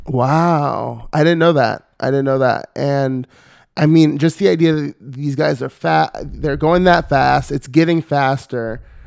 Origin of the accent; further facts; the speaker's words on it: Northern California, United States; now in Los Angeles, United States; I'm originally from Northern California